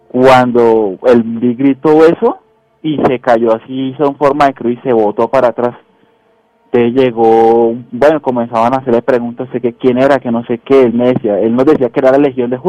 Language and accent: Spanish; Girardot, Cundinamarca, Colombia; yo soy de Girardó.